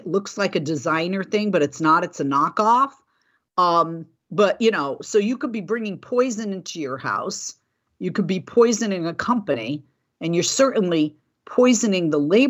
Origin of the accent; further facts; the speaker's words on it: Boston, Massachusetts, United States; now in California, United States; I didn't have that in the Northeast when I was growing up in Boston, but we do have it here in California.